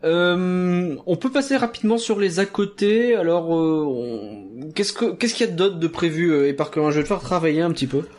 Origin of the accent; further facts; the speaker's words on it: Ch'ti, Hauts-de-France, France; je suis ch'ti moi-même